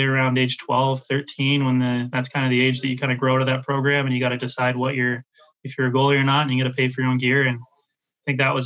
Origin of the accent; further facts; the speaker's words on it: Vancouver, British Columbia, Canada; Growing up in Vancouver, I was a Canucks fan early on